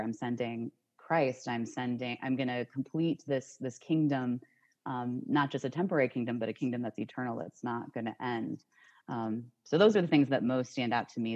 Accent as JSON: {"language": "English", "town": "Cleveland", "region": "Ohio", "country": "United States", "also_born_or_lived": "Washington, D.C.", "moved": "yes", "lives_now": "Richmond, United States", "said": "I'm originally from Cleveland, Ohio, but I currently live in Richmond, Richmond Virginia"}